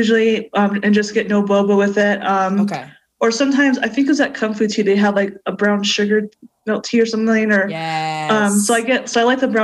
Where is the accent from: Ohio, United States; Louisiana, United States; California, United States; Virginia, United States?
California, United States; Claremont; I went to K-12 schools in Claremont, California